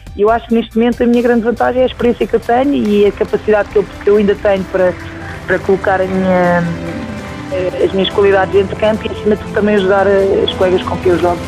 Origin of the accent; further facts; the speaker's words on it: Portugal; sou português